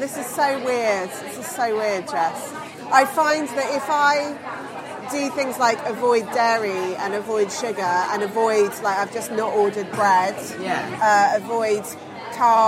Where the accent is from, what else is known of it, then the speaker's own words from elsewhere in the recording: Bruton, South West England, United Kingdom; now in London, United Kingdom; Because I grew up in Somerset, in a little place called Bruton, which has become alarmingly trendy